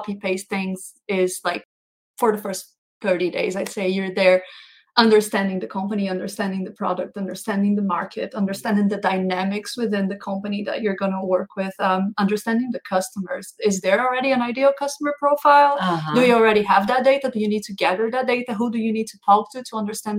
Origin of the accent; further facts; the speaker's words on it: Brazil; moved away as an adult; now in Denmark; I am from Brazil, but I have been working across the globe for the past 10 years